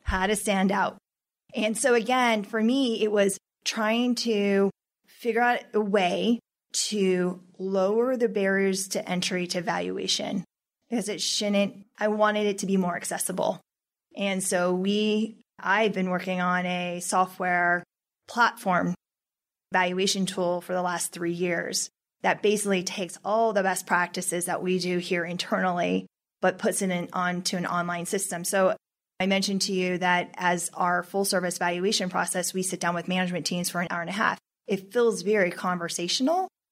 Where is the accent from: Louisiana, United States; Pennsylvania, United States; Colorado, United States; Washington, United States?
Colorado, United States; We're not from Texas. We're from Colorado.